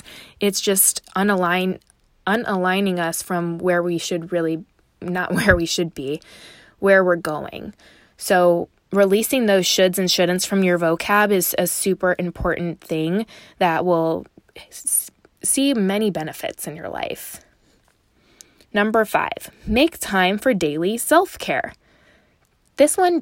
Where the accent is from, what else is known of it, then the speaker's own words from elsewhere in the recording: Chicago, Illinois, United States; now in Dallas, United States; I grew up in Chicago and I live in Dallas now